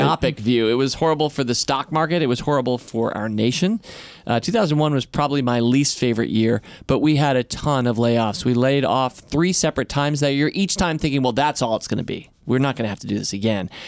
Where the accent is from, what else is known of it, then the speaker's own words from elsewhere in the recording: Washington, District of Columbia, United States; my hometown newspaper that I grew up